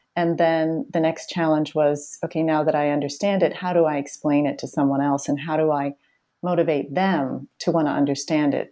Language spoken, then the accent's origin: English; Boston, Massachusetts, United States; I grew up in the Boston area where I still live.